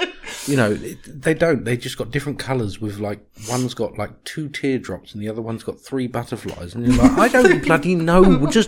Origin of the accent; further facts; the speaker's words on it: United Kingdom; now in United States; I'm British.